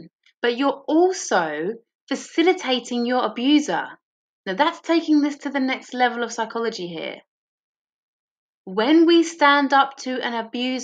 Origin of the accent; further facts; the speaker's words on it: England, United Kingdom; moved away as an adult; now in Australia; as an English person in Australia